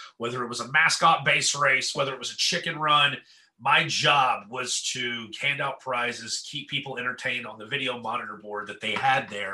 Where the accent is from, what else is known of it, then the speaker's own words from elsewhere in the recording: East Tennessee, United States; I grew up in the East Tennessee area